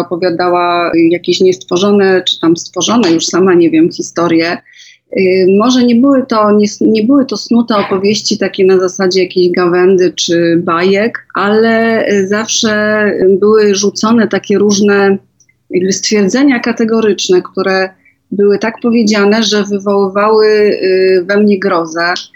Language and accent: Polish; Żywiec, Silesian Voivodeship, Poland; Ja się urodziłam w Galicji, y, w Żywcu